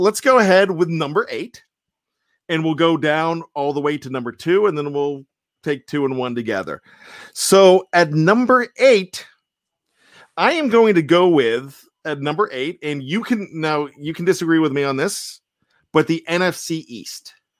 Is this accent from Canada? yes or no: no; Australia; accent: Australian; you guys make fun of my Australian accent.